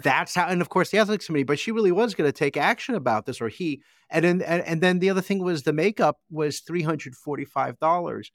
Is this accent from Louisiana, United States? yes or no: no; New Jersey, United States; growing up in Jersey